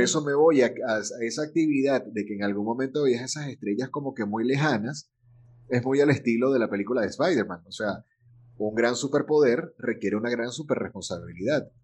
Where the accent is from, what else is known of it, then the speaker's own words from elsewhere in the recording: Venezuela; also born or lived in Caracas / Valencia, Venezuela; del país de donde soy. Venezuela